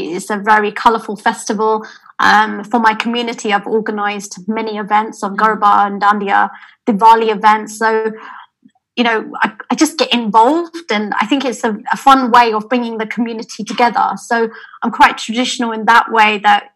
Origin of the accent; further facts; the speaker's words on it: London, United Kingdom; I'm British born.